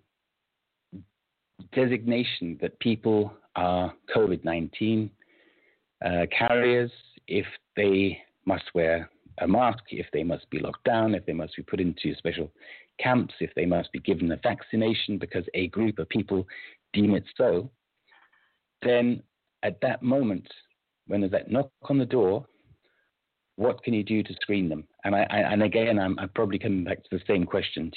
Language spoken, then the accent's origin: English; United Kingdom; I'm British by birth